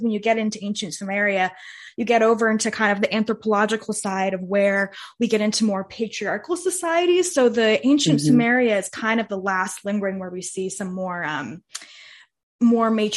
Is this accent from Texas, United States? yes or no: no; Bay Area, California, United States; I grew up in the Bay Area